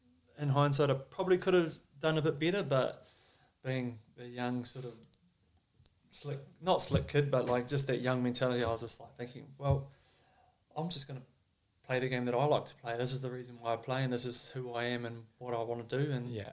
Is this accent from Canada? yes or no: no; South Island, New Zealand; obviously being a Māori boy, growing up in the South Island, we never really got exposed to a lot of Māori culture